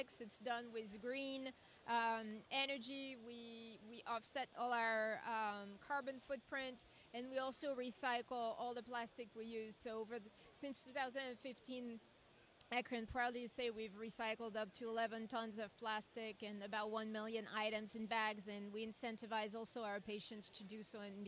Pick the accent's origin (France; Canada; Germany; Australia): France; now in United States; I come from France and Europe